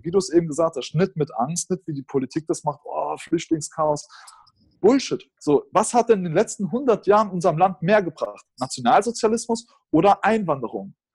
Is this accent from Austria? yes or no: no; Germany; als Deutscher